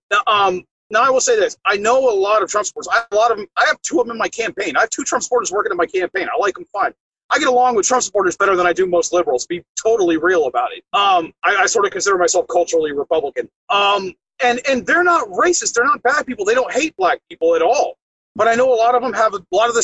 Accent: Ocala National Forest, Marion County, Florida, United States; I grew up in the Ocala National Forest

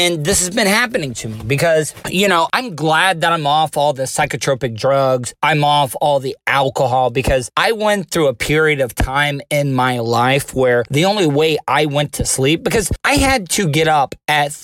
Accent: United States; as an American

